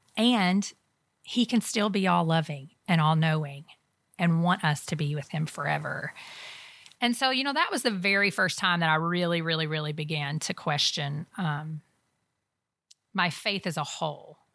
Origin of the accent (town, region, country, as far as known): United States